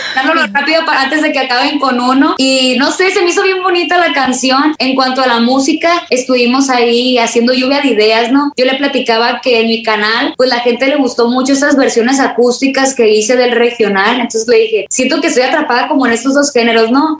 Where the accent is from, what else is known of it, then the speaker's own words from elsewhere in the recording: Culiacán, Sinaloa, Mexico; aquí en mi tierra, en Culiacán, Sinaloa